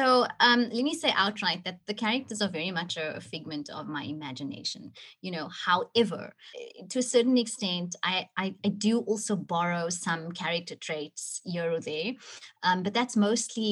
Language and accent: English; Cape Town, Western Cape, South Africa; Cape Town is my city, you know, it's my hometown